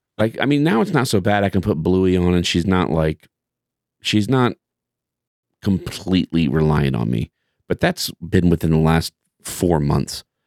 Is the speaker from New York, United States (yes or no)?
no; Terre Haute, Indiana, United States; I grew up with him in Terre Haute